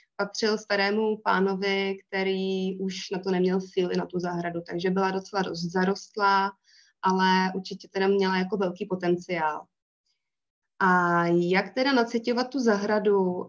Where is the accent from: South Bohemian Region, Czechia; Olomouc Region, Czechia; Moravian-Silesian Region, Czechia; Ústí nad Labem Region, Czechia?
Ústí nad Labem Region, Czechia; Most; pocházím z Mostu, ze severních Čech